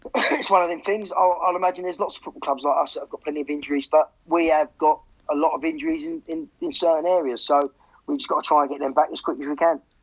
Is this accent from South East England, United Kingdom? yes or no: no; Hemel Hempstead, East of England, United Kingdom; Hemel, I, I, I, I, think we moved there when I was like 11 or 12